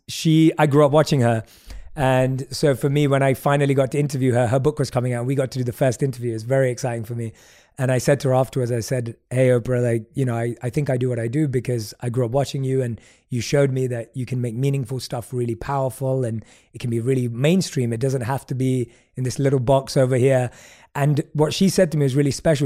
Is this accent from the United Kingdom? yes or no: yes; London, United Kingdom; also born or lived in New York / Mumbai; now in Los Angeles, United States; I grew up in London, which is obviously this big city